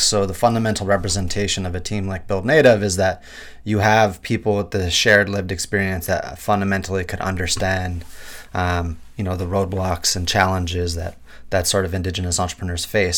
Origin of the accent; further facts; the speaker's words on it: Kitigan Zibi Anishinabeg, Quebec, Canada; now in Vancouver, Canada; Algonquin and Anishinaabe from Kitaganzibia, Nishirbeg